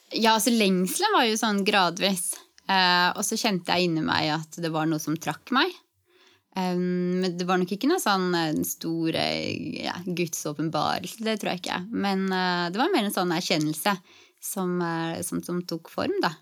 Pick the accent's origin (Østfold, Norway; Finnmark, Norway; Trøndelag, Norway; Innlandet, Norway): Innlandet, Norway; Gjøvik / Hadeland; moved away as an adult; also born or lived in Gran, Hadeland / Lillehammer; now in Trondheim, Norway; jeg er egentlig fra Gjøvik på Hadeland. Vokste opp eh, ti år begge steder